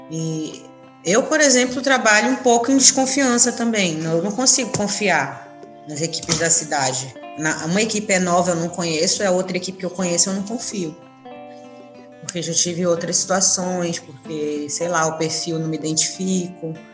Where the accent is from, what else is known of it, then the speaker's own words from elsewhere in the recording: Manaus, Amazonas, Brazil; Eu sou de Manaus, nascida em Manaus